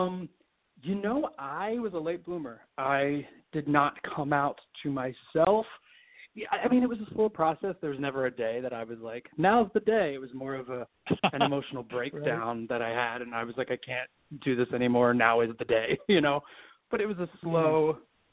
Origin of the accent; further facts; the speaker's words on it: Washington Township, New Jersey, United States; also born or lived in Philadelphia, Pennsylvania; I grew up in southern New Jersey. I was born in South Philly